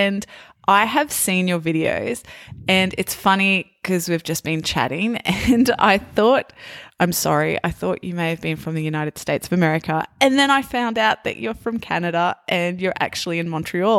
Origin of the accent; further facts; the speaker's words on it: Australia; accent: Australian; Naturally, as an English teacher, I have toned down my Australian accent. And a lot of people that I meet actually say to me that they can't hear too much of the Australian accent.